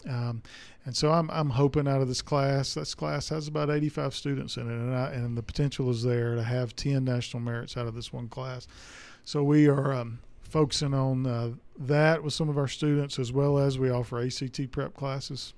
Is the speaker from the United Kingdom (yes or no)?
no; Durant, Mississippi, United States; moved away as an adult; also born or lived in DeSoto County, Mississippi; I grew up in Durant, Mississippi, which is about two hours south of here.